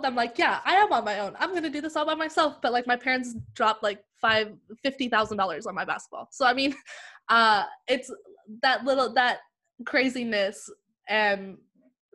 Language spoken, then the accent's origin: English; Vancouver, British Columbia, Canada; also born or lived in Prince George, British Columbia / United States / Langley, British Columbia; I was born in Vancouver. I then lived in like the Lower Mainland for a while